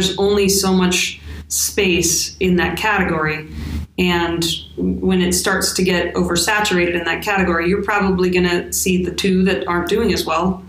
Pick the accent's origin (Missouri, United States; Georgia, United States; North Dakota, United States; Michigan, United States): North Dakota, United States; moved away; So I grew up in North Dakota. That's where I was born and raised.